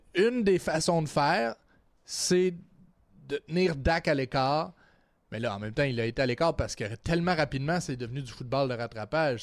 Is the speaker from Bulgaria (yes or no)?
no; Trois-Rivières, Quebec, Canada; je viens de Trois-Rivières.